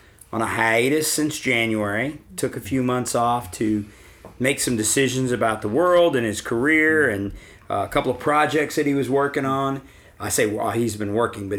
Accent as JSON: {"language": "English", "town": "New Orleans", "region": "Louisiana", "country": "United States", "moved": "yes", "said": "I'm from New Orleans originally"}